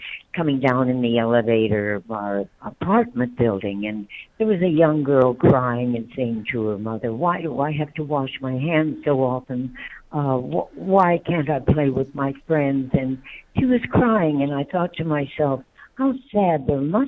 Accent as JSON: {"language": "English", "region": "North Dakota", "country": "United States", "also_born_or_lived": "Lynwood, California", "moved": "yes", "said": "I was originally from North Dakota myself"}